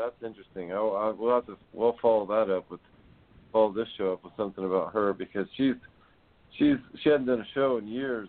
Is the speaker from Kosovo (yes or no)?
no; Netherlands; I'm from Holland. It's not weird.